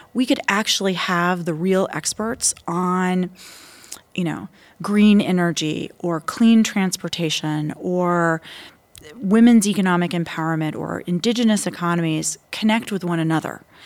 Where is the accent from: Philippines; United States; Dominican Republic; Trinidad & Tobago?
United States; Tampa, Florida; moved away as an adult; now in Taiwan; my hometown of Tampa, Florida